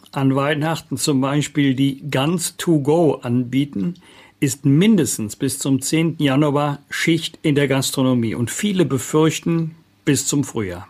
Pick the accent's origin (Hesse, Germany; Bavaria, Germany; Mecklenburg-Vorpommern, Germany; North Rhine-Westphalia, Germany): North Rhine-Westphalia, Germany; Bergisch Gladbach; in meiner Heimatstadt Bergisch Gladbach